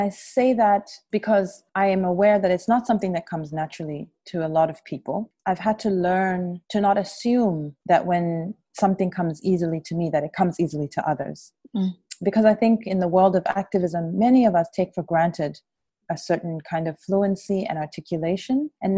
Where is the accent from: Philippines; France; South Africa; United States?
South Africa; also born or lived in Zambia; And so I grew up outside South Africa, always with a very clear and strong sense of myself as a South African, child, as a child of the liberation movement